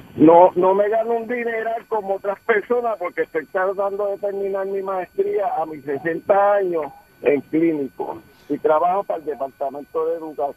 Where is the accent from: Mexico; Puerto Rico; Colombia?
Puerto Rico; San Juan; me siento orgulloso de ser de Llorén Torres, haber nacido y criado en Llorén Torres